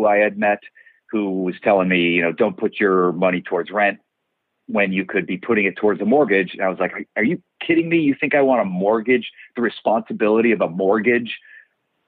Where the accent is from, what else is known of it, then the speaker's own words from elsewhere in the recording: Cleveland, Ohio, United States; moved away as an adult; also born or lived in New York; now in Los Angeles, United States; I'm from Ohio, Cleveland, Ohio.